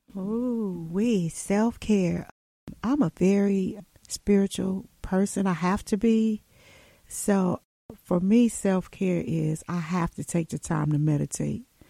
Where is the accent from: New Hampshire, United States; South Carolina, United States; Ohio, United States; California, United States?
Ohio, United States; Cleveland; I grew up poor in Cleveland